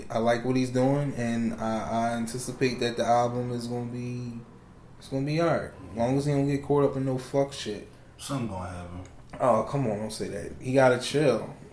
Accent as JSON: {"language": "English", "town": "Philadelphia", "region": "Pennsylvania", "country": "United States", "said": "I'm from Philly."}